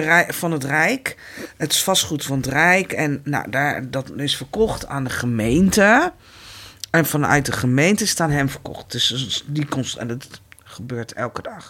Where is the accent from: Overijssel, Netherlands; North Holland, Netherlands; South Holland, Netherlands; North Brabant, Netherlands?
South Holland, Netherlands; The Hague; Ik ben hier geboren. Ik ben in Nederland geboren.